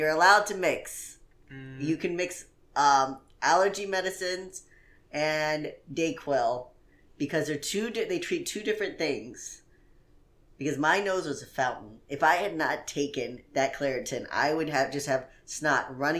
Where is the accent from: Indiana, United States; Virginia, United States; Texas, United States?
Indiana, United States; I'm from Indiana.